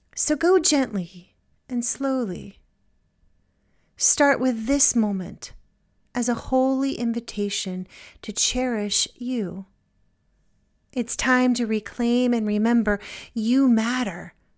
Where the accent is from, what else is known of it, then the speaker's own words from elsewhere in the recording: Virginia, United States; moved away as an adult; also born or lived in New England; now in Maryland, United States; now I'm from Virginia